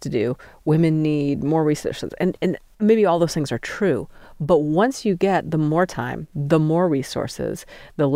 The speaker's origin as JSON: {"language": "English", "town": "Steamboat Springs", "region": "Colorado", "country": "United States", "tie": "born or raised there", "moved": "as an adult", "lives_now": "Utah, United States", "said": "I grew up in Steamboat Springs"}